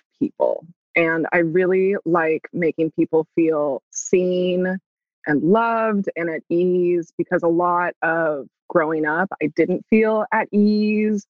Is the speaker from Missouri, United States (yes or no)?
no; San Francisco, California, United States; So I'm from San Francisco. I'm mm-hmm. from Baby Hunters Point. Shout out to the 94124, 415